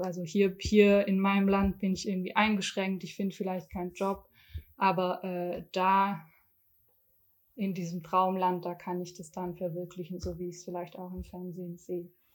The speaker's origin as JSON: {"language": "German", "country": "Germany", "tie": "born or raised there", "said": "ich bin äh, weiße Deutsche, in Deutschland geboren"}